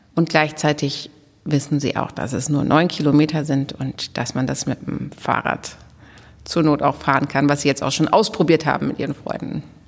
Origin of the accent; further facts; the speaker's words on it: Goslar, Lower Saxony, Germany; moved away as an adult; also born or lived in Dortmund / Berlin / Münster / Bielefeld; now in Herford, Germany; aufgewachsen bin ich in Goslar am Harz